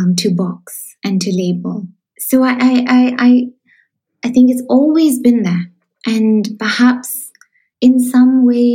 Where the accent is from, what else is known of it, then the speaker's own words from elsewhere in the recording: Shillong, Meghalaya, India; moved away; I come from Shillong and I grew up in Shillong